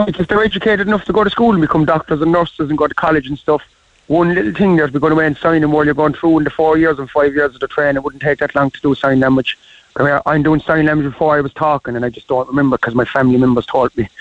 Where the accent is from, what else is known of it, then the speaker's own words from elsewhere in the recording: Ireland; I'm an Irishman, proud Irishman